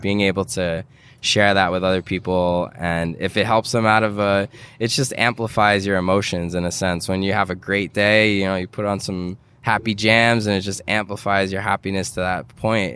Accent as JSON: {"language": "English", "town": "New York City", "region": "New York", "country": "United States", "tie": "born or raised there", "said": "growing up in New York"}